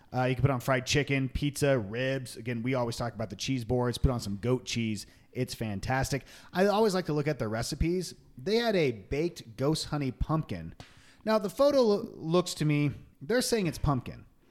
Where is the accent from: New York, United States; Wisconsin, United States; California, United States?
California, United States; Long Beach; So we grew up in Long Beach, California